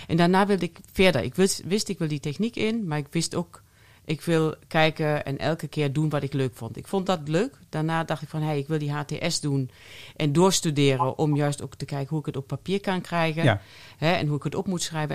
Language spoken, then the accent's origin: Dutch; Germany; accent: German; soft G; first language German; Dutch is a second language; moved away as an adult; also born or lived in Eindhoven; now in Netherlands; je hoort Duits. Eh, ik ben Duitse, nog steeds. Uh, Van oorsprong Duits. Ik heb 24 jaar in Duitsland eh, geleefd